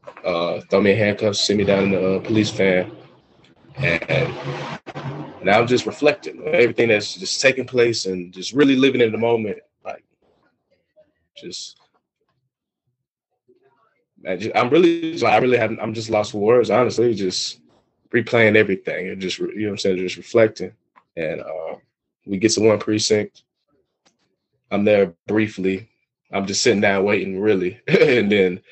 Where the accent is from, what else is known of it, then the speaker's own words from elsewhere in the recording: Atlanta, Georgia, United States; moved away; I'm from Atlanta